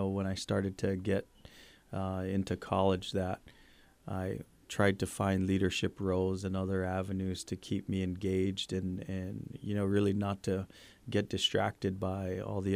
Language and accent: English; Guam; moved away; when we grew up in Guam.